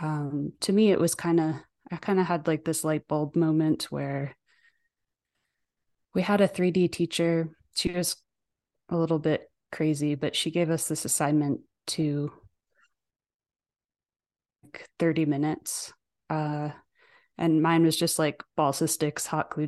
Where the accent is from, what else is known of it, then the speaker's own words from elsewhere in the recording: New Fairfield, Connecticut, United States; also born or lived in Ireland; now in Denver, United States; I was born in New Fairfield, Connecticut, or actually technically Danbury, Connecticut